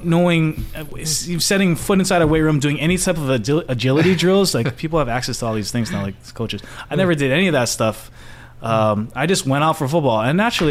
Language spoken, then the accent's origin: English; Honolulu, Hawaii, United States; Born and raised Honolulu